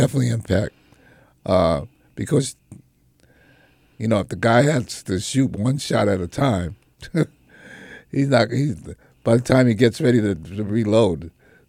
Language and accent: English; New York, United States; me as a New Yorker